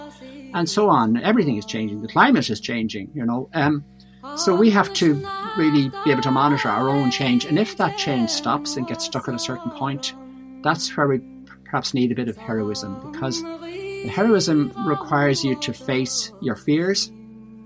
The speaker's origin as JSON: {"language": "English", "town": "Malahide", "region": "Leinster", "country": "Ireland", "tie": "born or raised there", "moved": "as an adult", "lives_now": "Inishmore, Ireland", "said": "both my wife and I are from Dublin. I grew up in Malahide."}